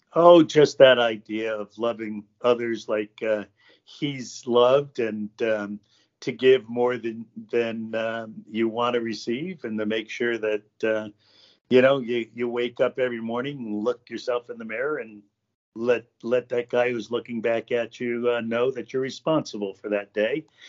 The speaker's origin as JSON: {"language": "English", "town": "Stamford", "region": "Connecticut", "country": "United States", "tie": "born or raised there", "also_born_or_lived": "Ogden, Utah", "moved": "as an adult", "said": "I was born in Stamford, Connecticut in 1950"}